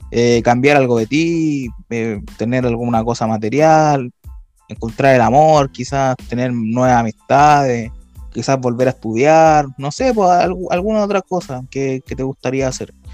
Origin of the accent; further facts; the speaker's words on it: Chile; Bueno, como buen chileno, todo tiene que empezar tarde, pues